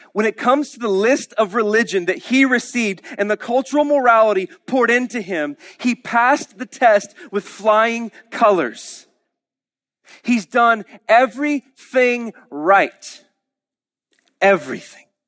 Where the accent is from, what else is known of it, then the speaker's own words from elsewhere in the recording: Oklahoma, United States; we're Oklahomans.